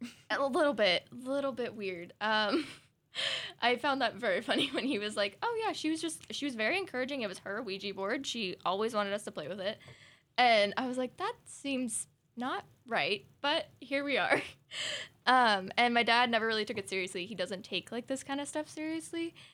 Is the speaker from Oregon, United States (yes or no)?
yes; Southern Oregon, United States; we're from Southern Oregon